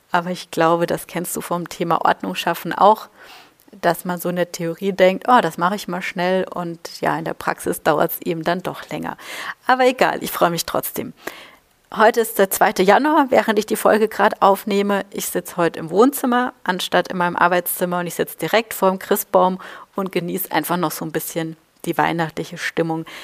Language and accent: German; Baden-Württemberg, Germany; also born or lived in Bavaria; Da da bin ich in Baden-Württemberg und Bayern groß geworden